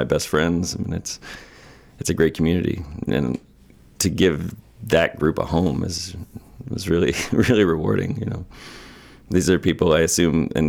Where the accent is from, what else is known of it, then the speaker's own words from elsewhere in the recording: Vassalboro, Maine, United States; also born or lived in Boston / New Orleans / Washington, D.C.; I grew up in Bassebro.